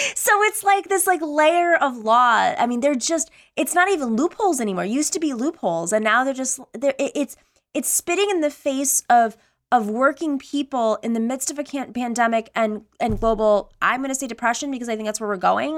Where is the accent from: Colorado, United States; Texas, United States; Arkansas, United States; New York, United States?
New York, United States; Buffalo; I lived, I grew up in Buffalo, New York